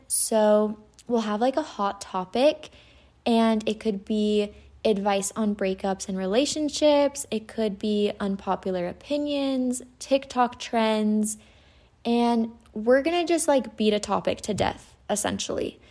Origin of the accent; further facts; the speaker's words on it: Utah, United States; I'm from Utah. I grew up in Utah.